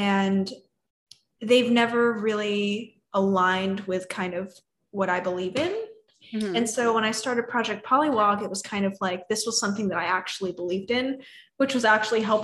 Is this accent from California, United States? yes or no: yes; California, United States; moved away as an adult; now in Austin, United States; I grew up in California, and then I actually just moved to Austin 3 months ago